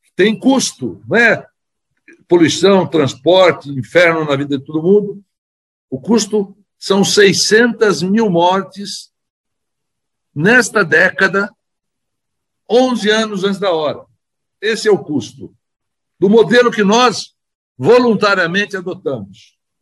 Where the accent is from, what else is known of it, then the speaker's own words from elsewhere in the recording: São Paulo, Brazil; como paulistanos